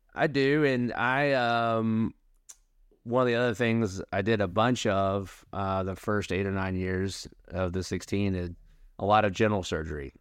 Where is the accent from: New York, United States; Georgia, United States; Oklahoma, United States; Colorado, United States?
Oklahoma, United States; Tulsa; I was born in Oklahoma City, grew up in Tulsa